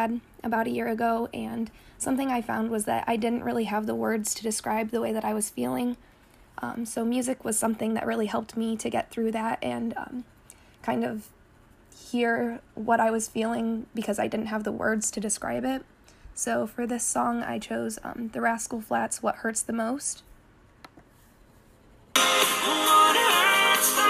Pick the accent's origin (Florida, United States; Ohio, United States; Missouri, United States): Ohio, United States; Tiffin; I was born and raised in Tiffin, and I'm still going to school in Tiffin at Heidelberg